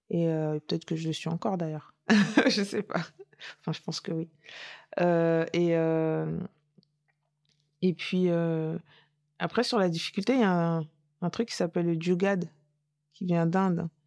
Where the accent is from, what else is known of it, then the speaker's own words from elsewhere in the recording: France; Je suis française, point.